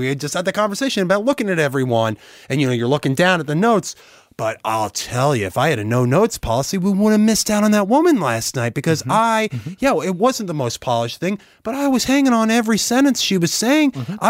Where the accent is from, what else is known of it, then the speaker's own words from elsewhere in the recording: Annandale, Virginia, United States; So I grew up Jewish in Annandale, Virginia, outside D.C., like you mentioned.